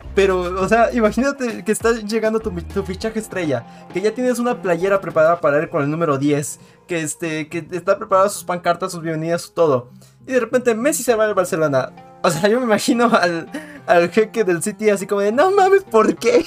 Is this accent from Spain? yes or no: no; Mexico; siendo mexicano